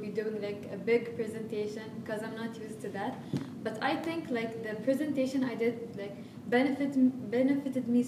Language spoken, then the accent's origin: English; United Arab Emirates; I'm from the UAE